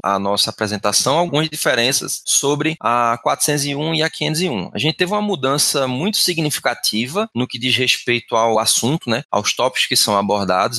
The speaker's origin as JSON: {"language": "Portuguese", "town": "Recife", "region": "Pernambuco", "country": "Brazil", "said": "eu sou de Recife, Pernambuco"}